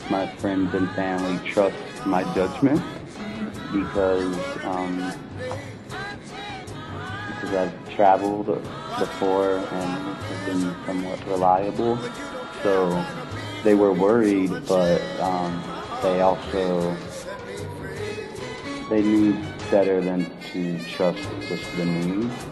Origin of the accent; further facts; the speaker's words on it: the panhandle of Florida, United States; moved away as an adult; also born or lived in Hawaii; now in Japan; I'm from University of Hawaii. I recently grew up in the panhandle of Florida.